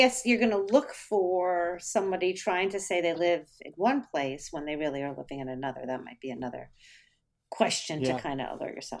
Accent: New Jersey, United States; moved away as an adult; also born or lived in Florida; I was born in New Jersey. And then when I was 18, I moved to Florida to go to college.

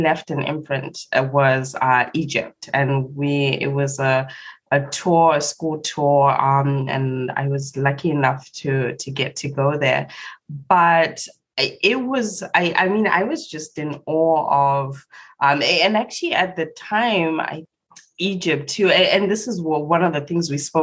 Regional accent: Zimbabwe; I was born and raised in Zimbabwe

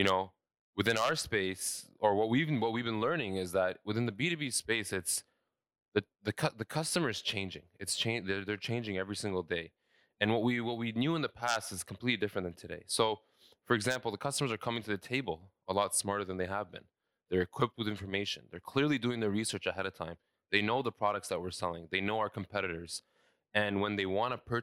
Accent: Saudi Arabia; also born or lived in London, Ontario, Canada; now in Canada; I was born and raised in Saudi Arabia. I moved to Canada in 2004 in Ontario, specifically London.

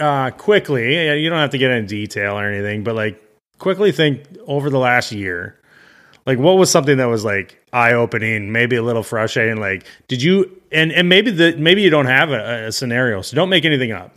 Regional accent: Midwest, United States; I'm from the Midwest, so I get both extremes of weather where I live

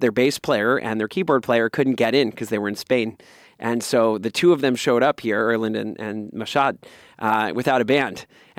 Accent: California, United States; now in Mexico City, Mexico; from New York to Mexico, 3 years ago, that was me too. I was from California.

